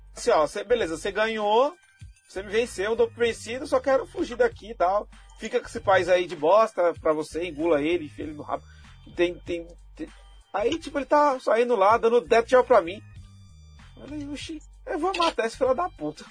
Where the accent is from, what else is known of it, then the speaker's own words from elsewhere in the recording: Brazil; eu sou brasileiro